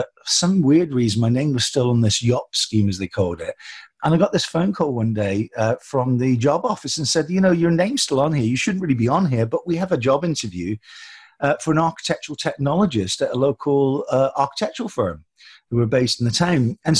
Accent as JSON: {"language": "English", "region": "Scotland", "country": "United Kingdom", "tie": "born there", "also_born_or_lived": "Hong Kong / Germany / England", "said": "We lived in so many countries, Hong Kong, Germany, you know, Scotland, England. I was born in Scotland, but for 22 years, our feet never touched the ground."}